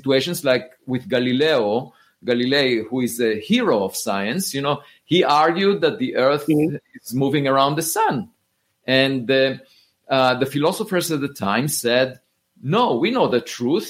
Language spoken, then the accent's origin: English; Israel; moved away as an adult; I grew up in Israel